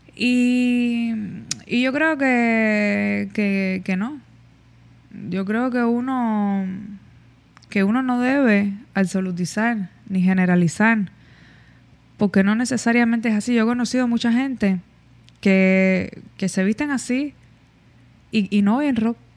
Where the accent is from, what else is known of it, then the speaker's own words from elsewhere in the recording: Cuba; nosotros que somos cubanos